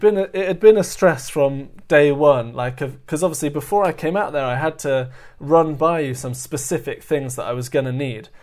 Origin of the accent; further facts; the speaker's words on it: London, United Kingdom; I'm over from London